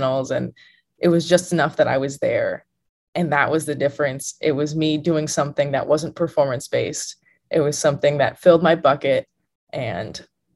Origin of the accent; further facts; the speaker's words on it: Illinois, United States; moved away as an adult; now in Texas, United States; I'm from Illinois, and I'm in Texas, which is a long ways away.